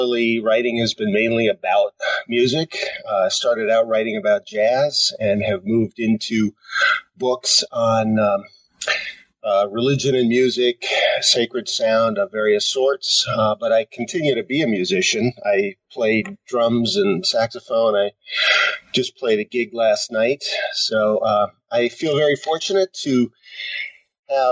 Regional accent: Tenafly, New Jersey, United States; moved away as an adult; also born or lived in Pennsylvania / Washington, D.C. / Connecticut; now in Michigan, United States; I grew up in a town outside of New York City called Tenafly, right across the Hudson River

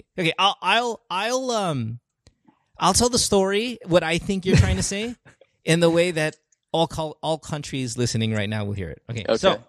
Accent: Philippines; we've grew up in the Philippines, a lot of, you know, spend a lot of time there. We're very Filipino now. It's our dominant culture, okay?

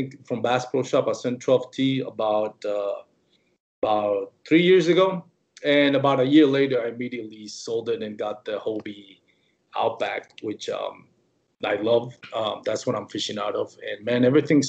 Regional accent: Puerto Rico; now in Fort Worth, United States; I was born and raised in Puerto Rico.

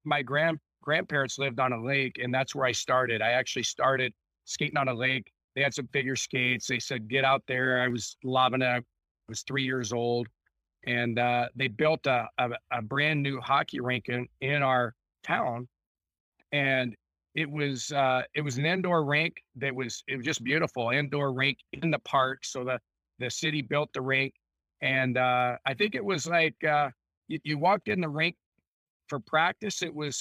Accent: Illinois, United States; I grew up, we grew up in Illinois

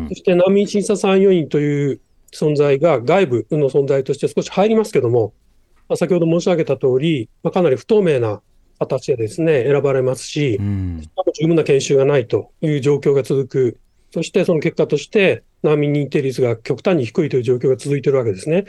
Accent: Japan; 日本で育ってきた

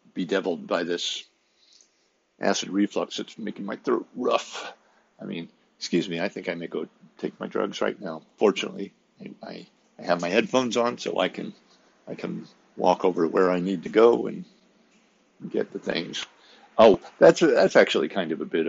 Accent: Midwest, United States; I'm from the Midwest and was raised in a certain environment

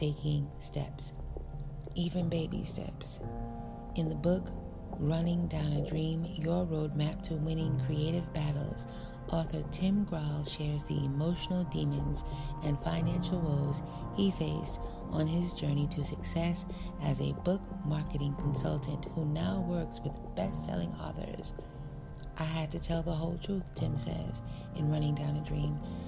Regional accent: United States; American-born African

